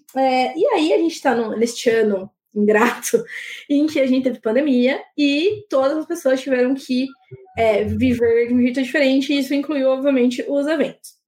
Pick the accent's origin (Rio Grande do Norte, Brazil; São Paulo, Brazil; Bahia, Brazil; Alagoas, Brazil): São Paulo, Brazil; Campinas; now in Paulínia, Brazil; eu moro agora em Paulínia, né? Que é uma cidade pequena e tudo, mas eu sou de Campinas